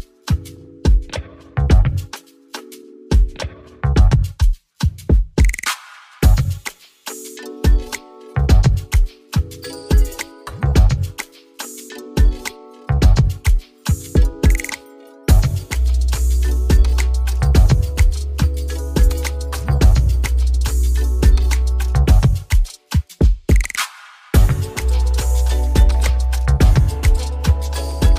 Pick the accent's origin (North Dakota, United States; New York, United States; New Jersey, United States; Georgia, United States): New Jersey, United States; I'm from Jersey